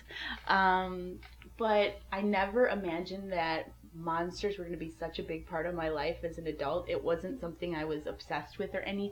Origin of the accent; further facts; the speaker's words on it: Milwaukee, Wisconsin, United States; I'm from Milwaukee, Wisconsin